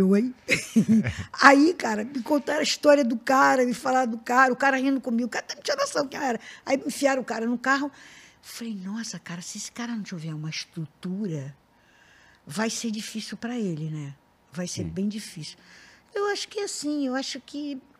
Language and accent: Portuguese; Rio de Janeiro, Brazil; eu sou da Tijuca